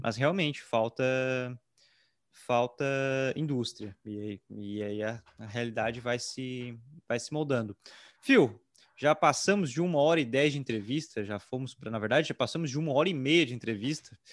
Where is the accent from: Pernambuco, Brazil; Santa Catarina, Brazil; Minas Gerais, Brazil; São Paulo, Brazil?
Santa Catarina, Brazil; Tubarão; sou aqui de Tubarão